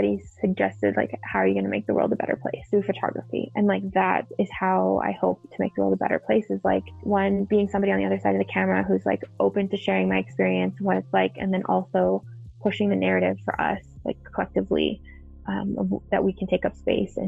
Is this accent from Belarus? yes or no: no; Cranbrook, British Columbia, Canada; moved away as an adult; also born or lived in Fort McMurray, Alberta; now in Calgary, Canada; I grew up in Cranbrook, BC